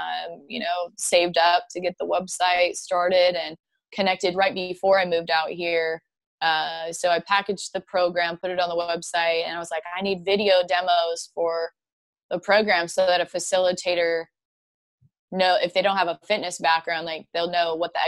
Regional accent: Spanaway, Washington, United States; moved away as an adult; now in Nashville, United States; I'm from Spanaway, Washington. It's about an hour south of Seattle

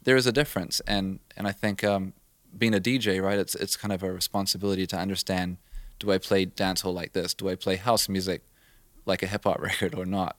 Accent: New Zealand; moved away; I grew up in New Zealand

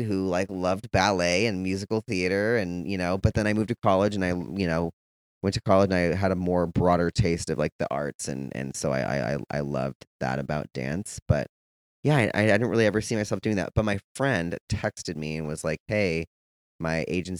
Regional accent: San Ramon, California, United States; moved away as an adult; also born or lived in San Francisco / Orange County / Atlanta; now in Los Angeles, United States; I'm originally from the Bay Area in this little town called San Ramon. In the East Bay Area

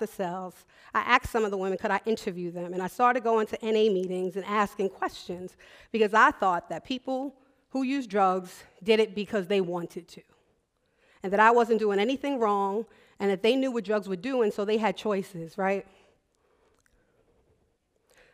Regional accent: New York, United States; moved away as an adult; also born or lived in Baltimore; I'm from New York

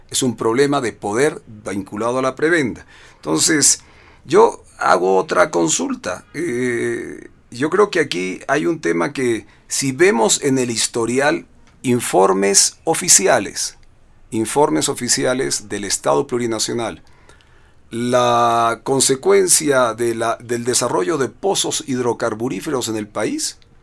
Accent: Bolivia; lo digo como boliviano

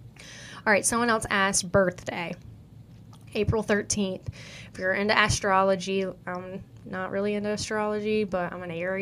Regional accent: the South, United States; accent: country; I'm from the South

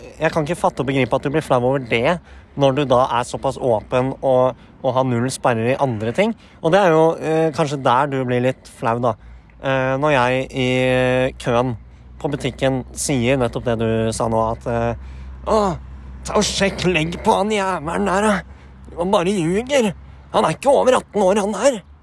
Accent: Horten, Vestfold, Norway; now in Åsgårdstrand, Norway; jeg er jo fra født og oppvokst i Horten

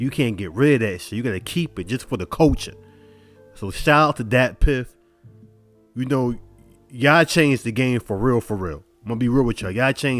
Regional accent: New York, United States; I'm from New York and I'm supposed to stick with everything New York

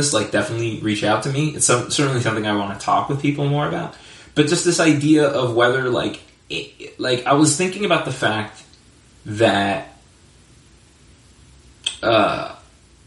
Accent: United States; as an American

